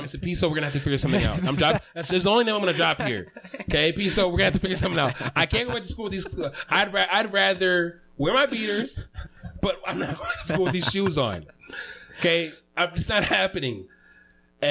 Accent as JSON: {"language": "English", "area": "Evergreen", "region": "Minnesota", "country": "United States", "said": "I'm from Evergreen"}